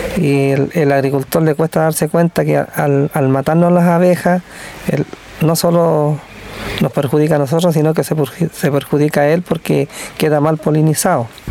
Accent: Chañaral Alto, Coquimbo, Chile; soy de Chañaral Alto, una, localidad al interior de Ovalle.

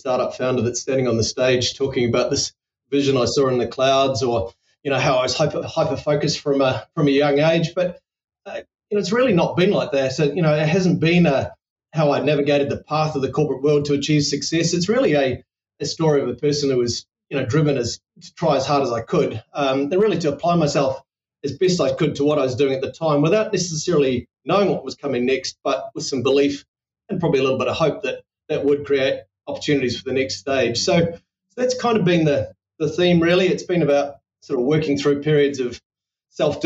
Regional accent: New Zealand; as a New Zealander

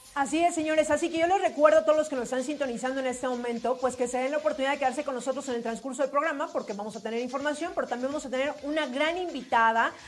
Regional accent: Mexico

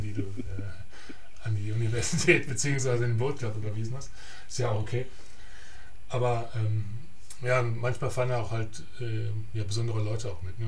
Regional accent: Germany; moved away; der erste Deutsche

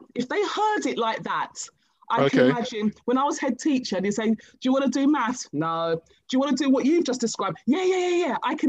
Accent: Nigeria; And I'm Nigerian by birth.

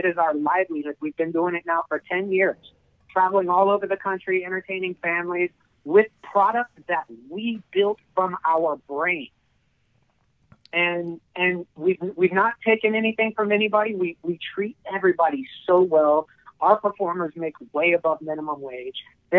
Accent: Kansas City, Missouri, United States; I'm originally from Kansas City, Missouri.

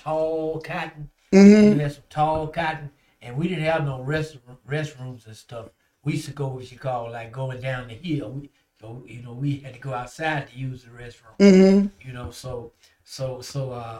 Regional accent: Sibley, Mississippi, United States; also born or lived in Natchez, Mississippi; I was born and raised in a little city called Sibley, Mississippi. That's and I went to high school in Natchez, which I'm about 13. So I'm from Sibley in Natchez, Mississippi.

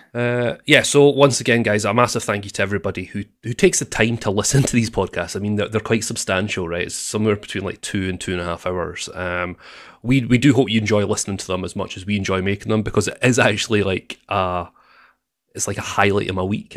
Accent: Scotland, United Kingdom; I'm the Scottish sweetheart

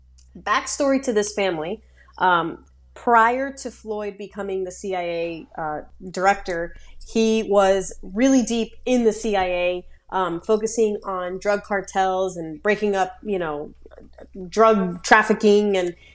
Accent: Colombia; born there; I was born in Columbia.

